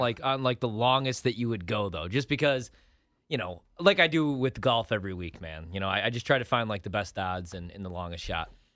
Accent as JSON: {"language": "English", "town": "Joliet", "region": "Illinois", "country": "United States", "said": "I'm from Joliet"}